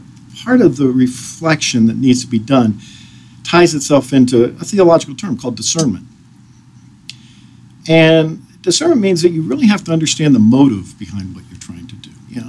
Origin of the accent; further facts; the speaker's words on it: Washington, United States; also born or lived in overseas; We grew up in Washington. We grew up overseas.